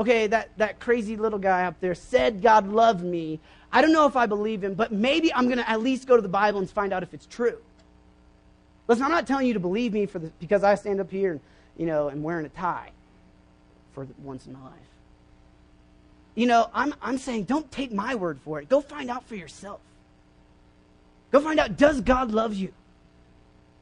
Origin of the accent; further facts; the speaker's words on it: Oklahoma, United States; I grew up in Oklahoma